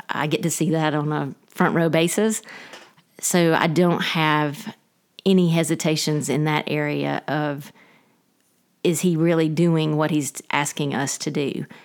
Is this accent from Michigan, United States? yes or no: no; Dalton, Georgia, United States; moved away as an adult; also born or lived in Rome, Georgia / Fort Worth, Texas / Waycross, Georgia; I am originally from Dalton, Georgia. I grew up there, um, until college